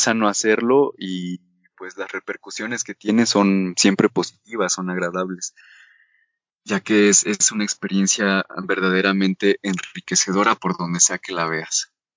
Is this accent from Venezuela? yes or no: no; Mexico; como sociedad mexicana